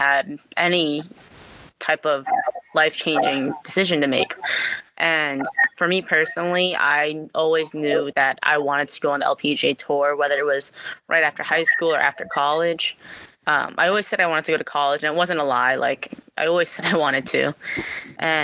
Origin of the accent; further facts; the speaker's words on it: Massachusetts, United States; growing up in Massachusetts